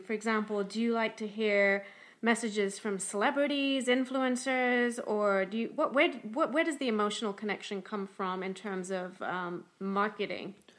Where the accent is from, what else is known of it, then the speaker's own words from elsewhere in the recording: London, United Kingdom; moved away as an adult; now in Tampa, United States; I'm from London, England, but have been living and working in Tampa, Florida for about twenty-three years.